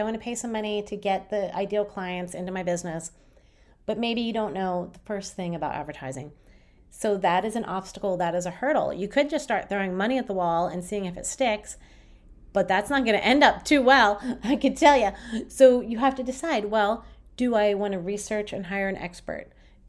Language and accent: English; Berlin, Germany; from Berlin.